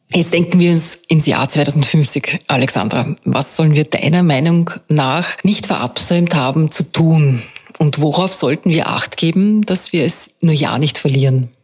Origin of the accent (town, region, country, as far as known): Austria